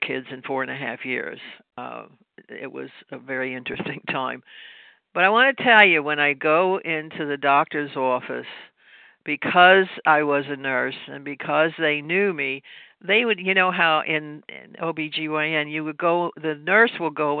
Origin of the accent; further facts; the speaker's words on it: Louisville, Kentucky, United States; now in New York, United States; I'm from Louisville, Kentucky. I'm not from New York. Maybe you can hear the accent or whatever. It's been many years